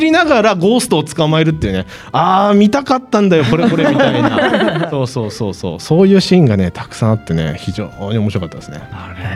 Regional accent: Hokkaido, Japan; 私生まれも育ちも北海道

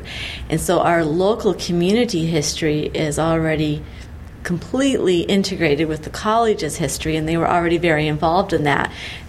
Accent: southwest Michigan, United States; now in Lincoln, United States; I was originally from Michigan, the southwest part of Michigan, and so that still kind of feels like home for me. I have a lot of family back there.

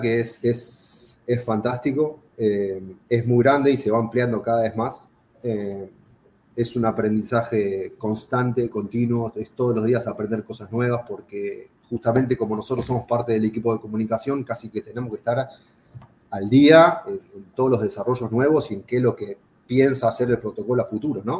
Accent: Argentina; yo era, soy argentino

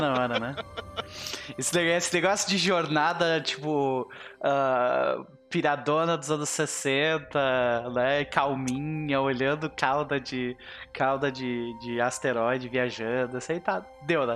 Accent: southern Brazil, Brazil; Eu sou sulista

